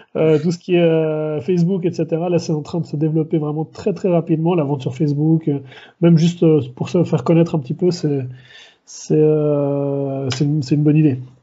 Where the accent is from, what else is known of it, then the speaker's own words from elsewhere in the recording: Switzerland; moved away; je suis suisse